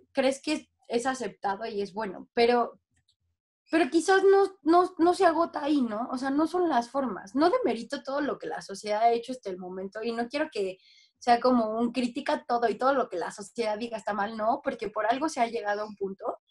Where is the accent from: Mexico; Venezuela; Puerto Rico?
Mexico; soy mexicana